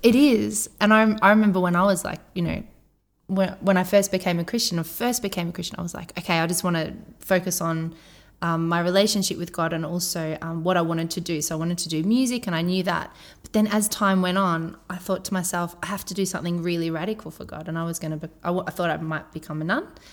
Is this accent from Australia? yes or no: yes; Australia; accent: Aussie